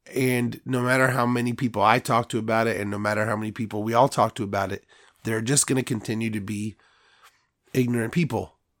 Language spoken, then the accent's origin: English; United States